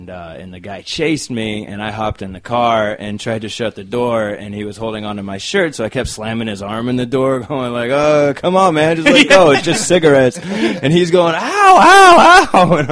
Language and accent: English; Chino, California, United States; also born or lived in Anaheim, California / Orange County, California; now in Los Angeles, United States; I was born in Anaheim, grew up in Chino